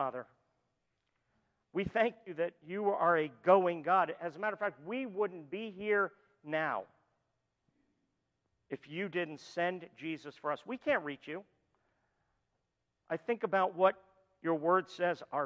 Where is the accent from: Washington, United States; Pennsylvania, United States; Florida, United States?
Florida, United States; moved away; we're from Florida